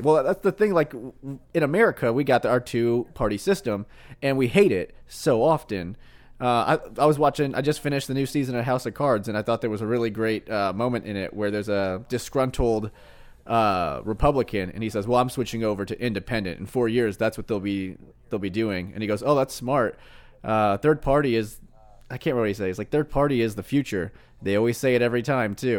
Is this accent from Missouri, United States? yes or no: yes; Missouri, United States; I was born in Missouri